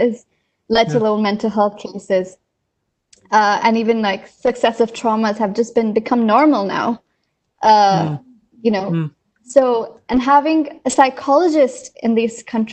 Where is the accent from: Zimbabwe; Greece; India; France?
India; moved away; coming from a developing country, I'm originally from India